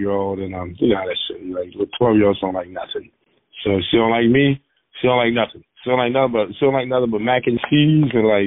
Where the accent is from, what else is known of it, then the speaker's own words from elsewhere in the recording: the South, United States; I grew up in the South